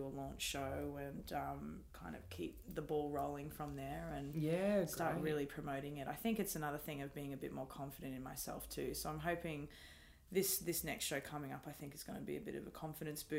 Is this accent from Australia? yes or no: yes; Brisbane, Queensland, Australia; Born and raised in Brisbane.